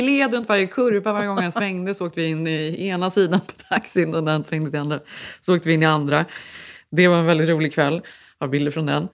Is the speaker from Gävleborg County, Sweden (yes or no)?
no; Borås, Västra Götaland, Sweden; moved away as an adult; now in Stockholm, Sweden; jag var från Borås. Vi hade flyttat till Stockholm